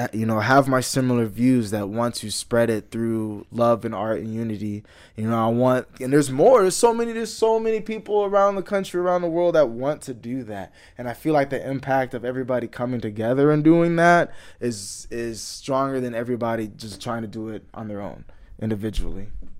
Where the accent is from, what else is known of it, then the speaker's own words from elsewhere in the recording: Houston, Texas, United States; me growing up in the Houston area and, you know, going through stuff like that.